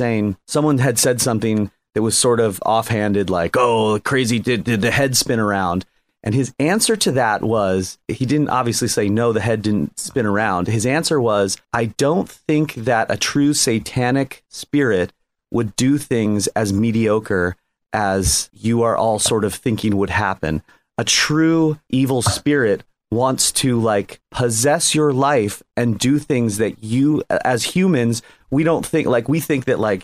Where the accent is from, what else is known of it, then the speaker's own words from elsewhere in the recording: Sierra Madre, California, United States; I grew up in Sierra Madre